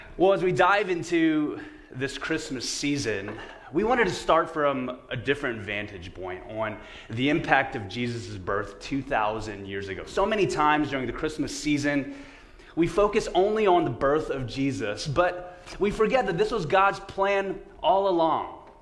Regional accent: São Paulo, Brazil; moved away; Growing up in a small town of the state of Sao Paulo in Brazil

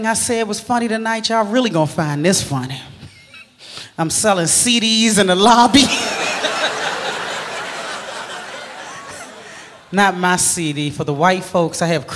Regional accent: Maryland, United States; I'm originally from Maryland, right outside of D.C.

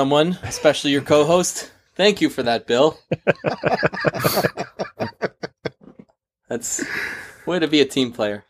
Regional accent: Canada; I'm Canadian.

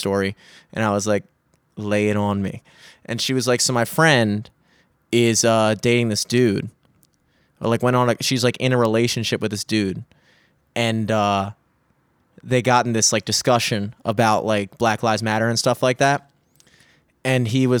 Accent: Parkville, Maryland, United States; also born or lived in Greenmount; I was born on Greenmount and then like in like the hood, and then my parents just like got like worked really hard, and then they bought a house in Parkville and sent me to like I went to school in like Parkville and stuff like that.

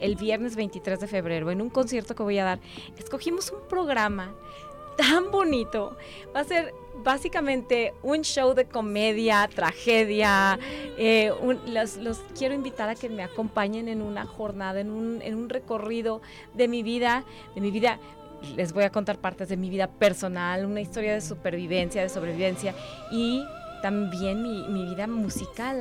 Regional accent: Guadalajara, Jalisco, Mexico; moved away as an adult; also born or lived in Connecticut, United States; now in Arkansas, United States; estoy regresando a mi tierra. Yo aquí crecí, aquí, aquí nací, aquí crecí

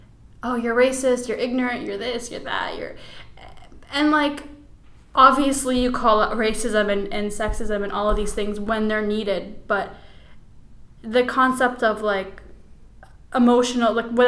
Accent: Chicago, Illinois, United States; born there; No, I wasn't. I was born in Chicago, Illinois.

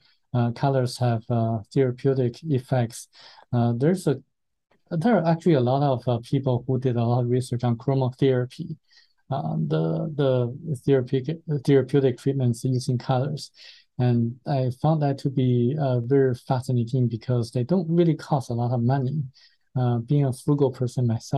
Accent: China; moved away; being a Chinese myself

